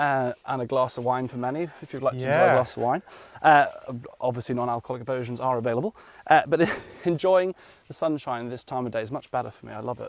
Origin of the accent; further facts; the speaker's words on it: Carmarthen, Wales, United Kingdom; I grew up in Carmarthen in West Wales, and I used to love the summers because we didn't live in a farm or anything like that, but a little small holding.